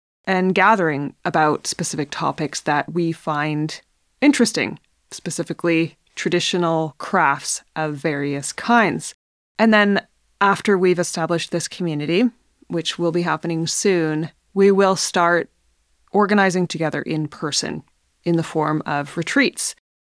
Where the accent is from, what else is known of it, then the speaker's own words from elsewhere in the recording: British Columbia, Canada; now I'm settled in northern British Columbia in my hometown, and I plan to be here for some time.